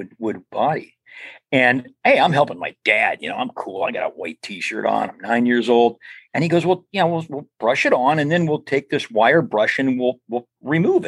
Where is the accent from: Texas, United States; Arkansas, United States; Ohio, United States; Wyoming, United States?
Ohio, United States; Mahoning County, Northeastern; in Northeastern Ohio, the Model T Ford Club of Mahoning County, of our area. So I grew up in the Model T Ford